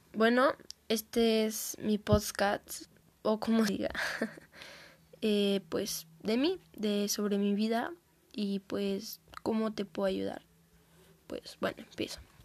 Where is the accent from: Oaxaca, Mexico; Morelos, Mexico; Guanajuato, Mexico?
Guanajuato, Mexico; León; soy de León, Guanajuato, eh, México